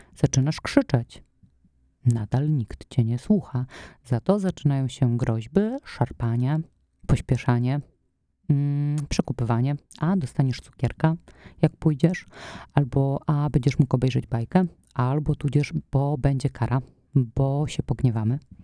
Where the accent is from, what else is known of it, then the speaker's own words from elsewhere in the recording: Poland; wychowywałam się w takim domu, w którym mm, były te papierosy obecne i w takim środowisku, no nie wiem, no Polska lat 90